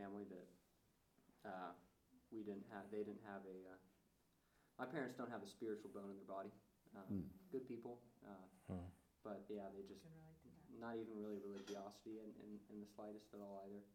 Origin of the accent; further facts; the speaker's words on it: Chapel Hill, North Carolina, United States; now in Boone, United States; growing up in Chapel Hill